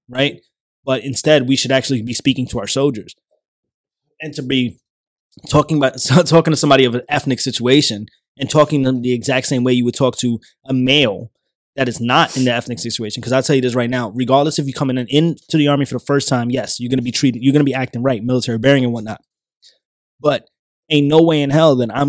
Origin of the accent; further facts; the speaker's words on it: New York, United States; moved away; I'm a kid from New York